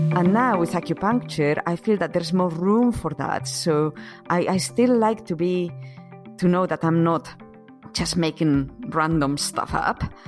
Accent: Asturias, Spain; English is a second language; moved away as an adult; also born or lived in United Kingdom / London; I was born and grew up in Spain, in, um, in the north of Spain. It's called Asturias.

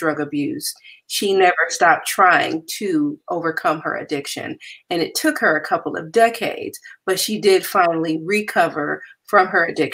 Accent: Compton, California, United States; I am originally from Compton, and I grew up with humble beginnings

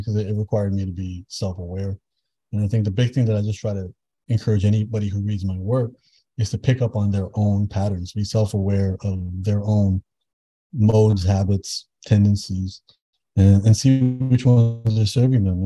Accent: Toronto, Ontario, Canada; I grew up in Toronto, born and raised

